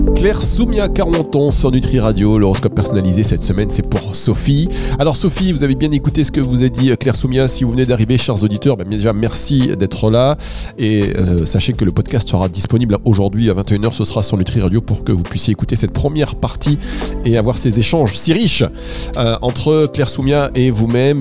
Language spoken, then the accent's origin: French; Dunkirk, Hauts-de-France, France; je suis originaire du Nord, donc de Dunkerque